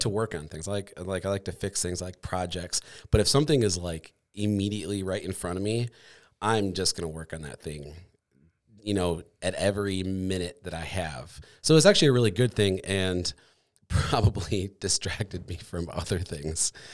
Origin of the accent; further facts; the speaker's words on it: Michigan, United States; moved away as an adult; also born or lived in Colorado; now in Grand Rapids, United States; I grew up in Michigan, and then I moved away